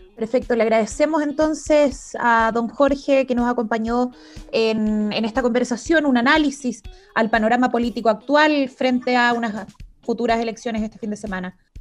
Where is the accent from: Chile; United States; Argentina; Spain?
Chile; Recoleta, Santiago Metropolitan Region; yo soy de Recoleta, ¿ah? de la República Independiente de Recoleta.